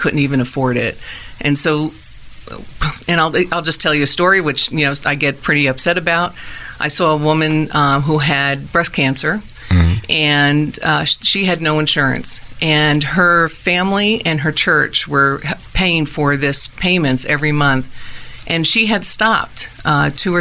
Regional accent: New Jersey, United States; moved away as an adult; also born or lived in Indiana / Durango, Colorado; now in Arizona, United States; I'm originally from New Jersey

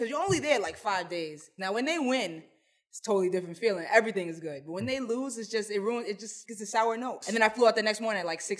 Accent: New York, United States; I'm from New York. They say, when you're out of town, they know you from New York.

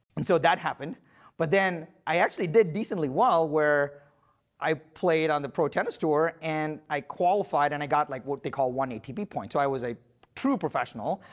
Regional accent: India; I was born in India to very humble parents and with very humble roots.

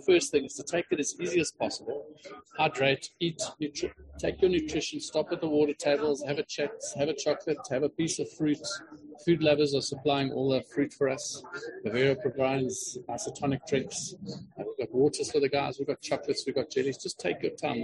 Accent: Queenstown, Eastern Cape, South Africa; I grew up in the Eastern Cape. I grew up in a little town called Queenstown

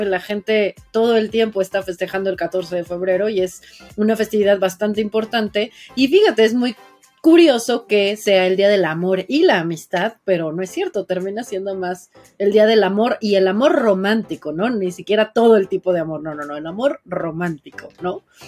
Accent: Mexico; yo hablo como mujer, que soy mujer mexicana, que soy viviendo en una sociedad así

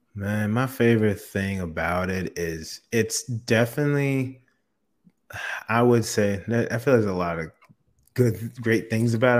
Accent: South Florida, United States; also born or lived in Orlando, Florida; I've been born and raised in Florida. So I'm from South Florida.

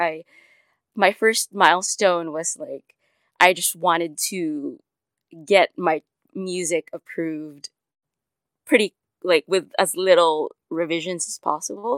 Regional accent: Manila, Metro Manila, Philippines; I was born and raised in Manila, Philippines.

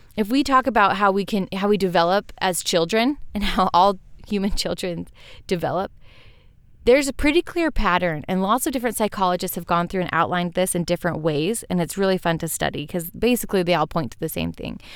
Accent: Western United States, United States; growing up in Western United States

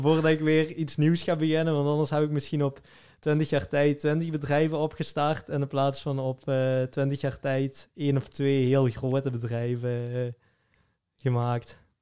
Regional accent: Flemish / Limburg, Flanders, Belgium; als Vlamingen of als Limburgers

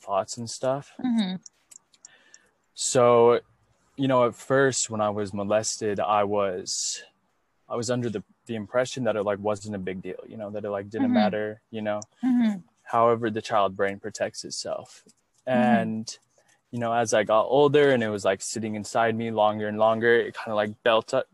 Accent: Utah, United States; now in Pasadena, United States; I was raised Mormon in Utah

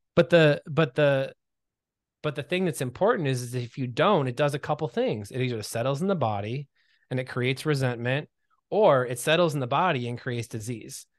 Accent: Michigan, United States; now in Los Angeles, United States; I'm from Michigan originally

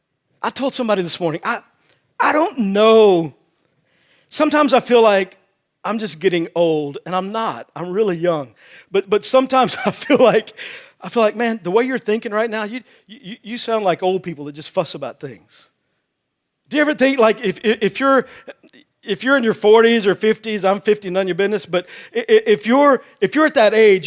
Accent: Texas, United States; I grew up in Texas and I played football.

